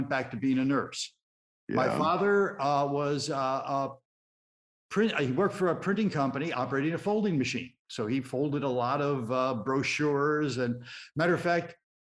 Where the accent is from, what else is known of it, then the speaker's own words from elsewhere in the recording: Chicago, Illinois, United States; I grew up in Chicago in the south side of the city, in an area called Gage Park